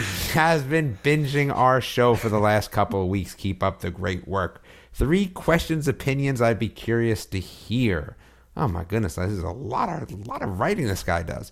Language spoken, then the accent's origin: English; United States; now in North Carolina, United States; a giveaway that I was from one of them